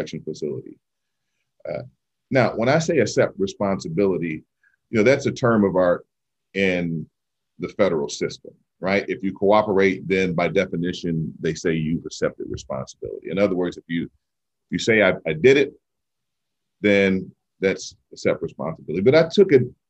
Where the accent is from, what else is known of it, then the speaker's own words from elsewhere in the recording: Detroit, Michigan, United States; I was the liaison to city council right here in my hometown, the city of Detroit